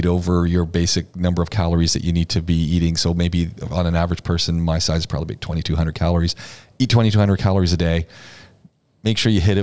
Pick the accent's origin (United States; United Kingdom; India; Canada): Canada; Ontario; moved away as an adult; also born or lived in Quebec; now in United Arab Emirates; I grew up in Ontario